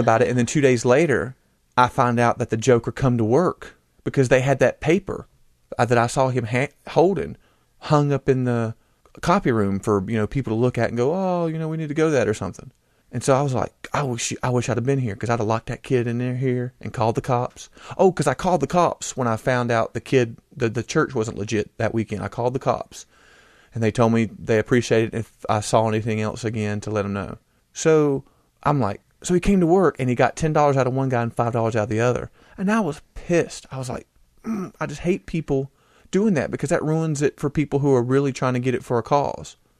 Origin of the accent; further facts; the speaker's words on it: United States; I am an American